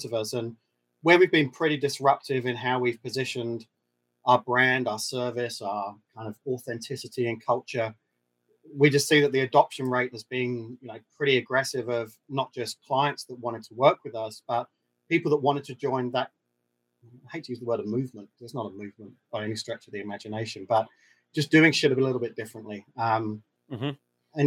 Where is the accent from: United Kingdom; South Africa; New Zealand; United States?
New Zealand; some of the Kiwi DNA plays into that as well